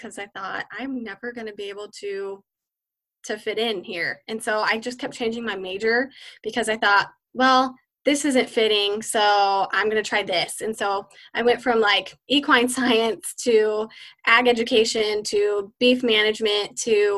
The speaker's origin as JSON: {"language": "English", "area": "Central Valley", "region": "California", "country": "United States", "tie": "born or raised there", "said": "I grew up here in the Central Valley in California"}